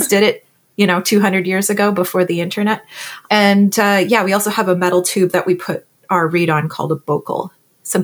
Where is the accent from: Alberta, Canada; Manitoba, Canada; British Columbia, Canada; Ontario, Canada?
Ontario, Canada; Ottawa; also born or lived in Cleveland / Philadelphia; now in Toronto, Canada; I'm from Ottawa, Ontario, originally, now living in Toronto